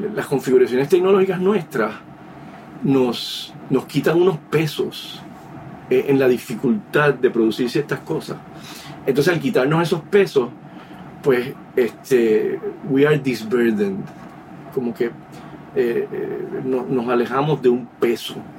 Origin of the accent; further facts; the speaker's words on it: San Juan, Puerto Rico; moved away as an adult; also born or lived in Bayamón, Puerto Rico / New York City, United States; nací en Vallagüe, Puerto Rico. Me crié en Río Piedra, Puerto Rico